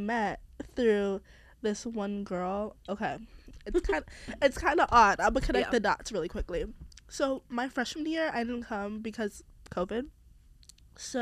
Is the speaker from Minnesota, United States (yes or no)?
no; the Poconos, Pennsylvania, United States; moved away as an adult; now in Philadelphia, United States; I'm from the Poconos originally.